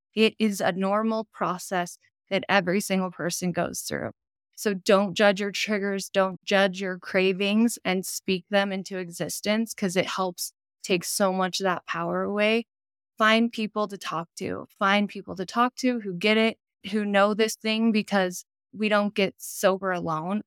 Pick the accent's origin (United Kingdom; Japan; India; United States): United States; Utah; I'm from Utah